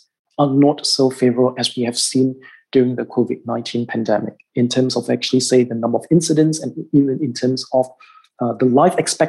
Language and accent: English; Singapore; in my home country, in Singapore